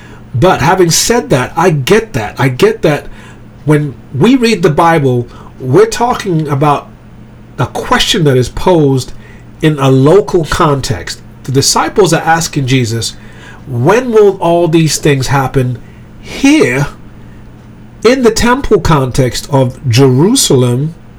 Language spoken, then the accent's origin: English; England, United Kingdom; also born or lived in Germany / Greece; So I was raised in Europe. I was born in Germany. I grew up in England. I went to a boarding school there.